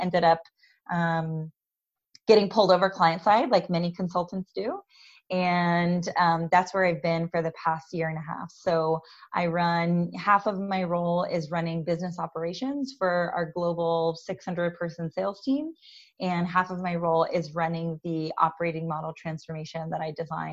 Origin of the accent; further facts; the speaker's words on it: Tampa, Florida, United States; moved away as an adult; also born or lived in Washington, D.C. / Philadelphia; now in California, United States; I grew up in Tampa, Florida